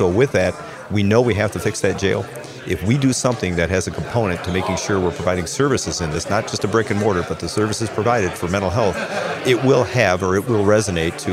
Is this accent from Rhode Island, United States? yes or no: no; Warren, Michigan, United States; also born or lived in Detroit; I was born in Detroit, actually a hospital in Detroit, but grew up in the southern part of Macomb County, the city of Warren